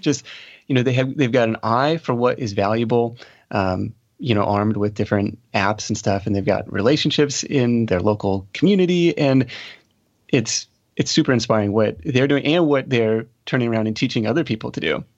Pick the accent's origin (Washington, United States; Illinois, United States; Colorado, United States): Washington, United States; Seattle; I grew up outside of, uh, Seattle, Washington